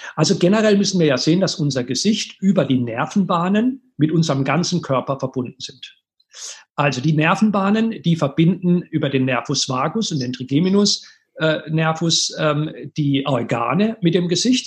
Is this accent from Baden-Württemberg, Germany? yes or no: yes; Karlsruhe, Baden-Württemberg, Germany; in meiner Heimatstadt, Karlsruhe